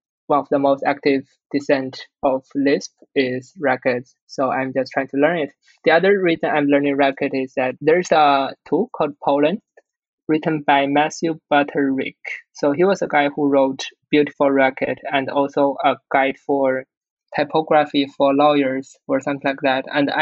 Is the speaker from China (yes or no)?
yes; China; English is a second language; I speak Chinese, of course. I'm born in China